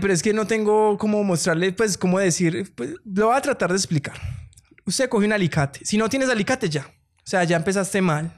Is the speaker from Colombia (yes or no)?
yes; Colombia; somos tan colombianos